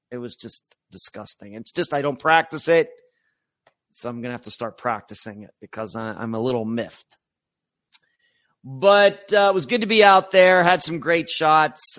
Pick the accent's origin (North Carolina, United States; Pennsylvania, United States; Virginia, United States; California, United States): Pennsylvania, United States; now in Florida, United States; I grew up in Pennsylvania